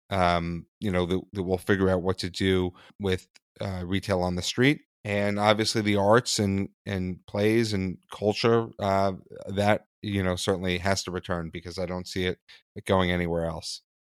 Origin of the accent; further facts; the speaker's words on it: New York City, New York, United States; I was born in Manhattan on the Upper East Side